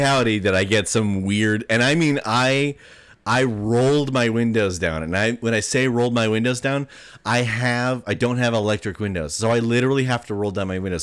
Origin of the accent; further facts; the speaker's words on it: Taylorsville, Utah, United States; growing up in Taylorsville